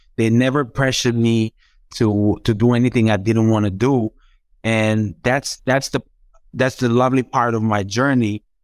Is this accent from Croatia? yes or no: yes; Zagreb, City of Zagreb, Croatia; English is a second language; I started learning English from, like, when I was, like, maybe five, six in my building in Zagreb